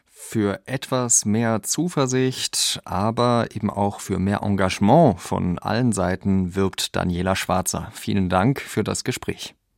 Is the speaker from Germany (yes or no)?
no; France; Als Franzose garantiere ich euch